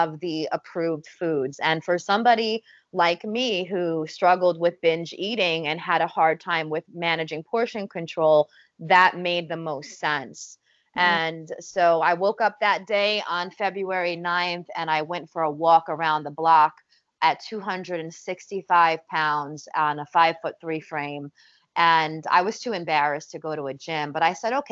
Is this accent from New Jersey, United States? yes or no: yes; New Jersey, United States; we're Italian, we're from North Jersey